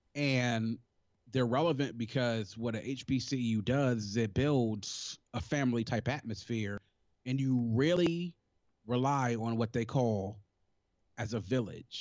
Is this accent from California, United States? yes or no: no; Prince George's County, Maryland, United States; also born or lived in Washington, D.C.; raised in Maryland